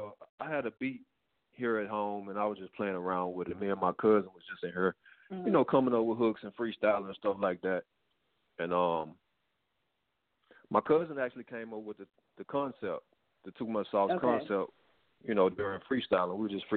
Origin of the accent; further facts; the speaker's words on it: Memphis, Tennessee, United States; also born or lived in Atlanta; now in Los Angeles, United States; I'm from Memphis. I live in L.A.